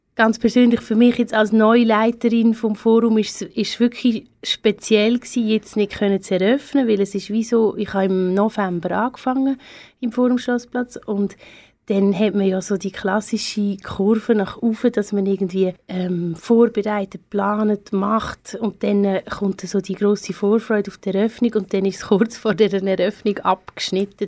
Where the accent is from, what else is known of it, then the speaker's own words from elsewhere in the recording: Teufenthal, Aargau, Switzerland; moved away as an adult; also born or lived in Aarau / Basel / Lucerne; ich komme aus Aarau ursprünglich, beziehungsweise aus Teufental. Ich bin Kunsthistorikerin und Kulturwissenschaftlerin. Habe hier in Aarau Kanti gemacht